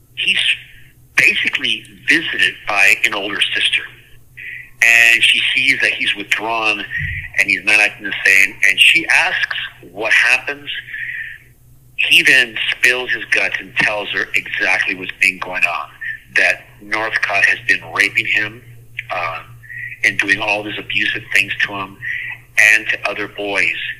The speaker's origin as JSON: {"language": "English", "town": "La Puente", "region": "California", "country": "United States", "tie": "born or raised there", "said": "I grew up in La Puente, California"}